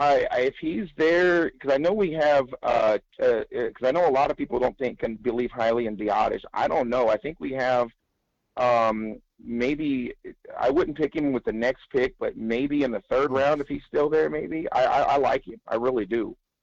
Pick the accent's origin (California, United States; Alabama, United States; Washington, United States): California, United States; Yeah, I'm from Cali. Yes, sir.